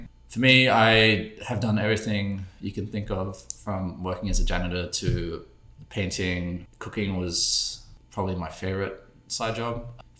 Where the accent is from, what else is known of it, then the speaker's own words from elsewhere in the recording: Australia; moved away as an adult; also born or lived in London, United Kingdom / Munich, Germany; So I was born in London. We moved to Munich for like 5 years, and I started dancing flamenco, which is like a type of Spanish dance. And then we moved to Australia, and I was there until I was 18